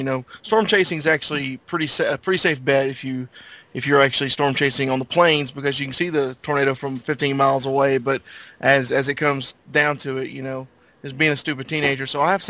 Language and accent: English; Tuscaloosa, Alabama, United States; born there; Well, first off, I was actually born in Tuscaloosa. I was born in Druid City Hospital down there that just got grazed by the tornado.